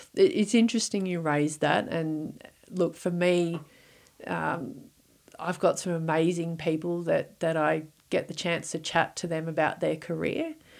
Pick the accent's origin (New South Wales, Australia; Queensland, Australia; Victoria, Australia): Victoria, Australia; moved away; I'm originally from Victoria